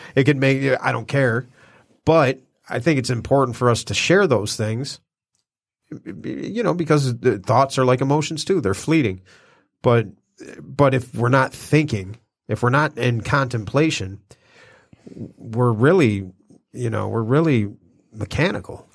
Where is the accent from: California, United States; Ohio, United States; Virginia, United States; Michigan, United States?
Michigan, United States; Detroit; born or raised there; moved away; also born or lived in Hollywood